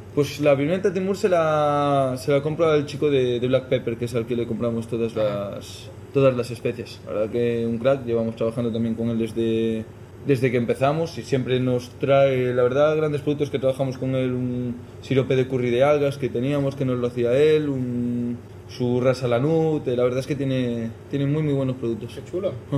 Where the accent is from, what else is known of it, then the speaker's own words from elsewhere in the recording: Galicia, Spain; moved away as an adult; also born or lived in London, United Kingdom; now in Madrid, Spain; me tomé un año un poquito de, de parón en casa, en Galicia